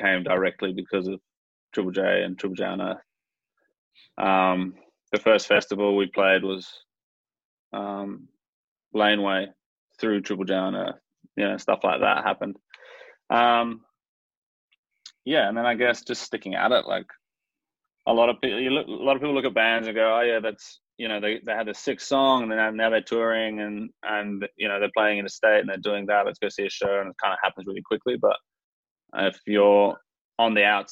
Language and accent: English; Mandurah, Western Australia, Australia; we were growing up in Mandurah, so we'd come up to the city